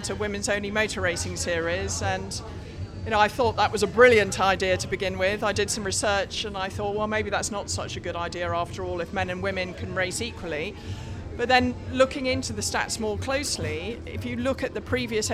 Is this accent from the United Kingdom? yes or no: yes; England, United Kingdom; So I'm definitely English for this weekend, even though I generally call myself British.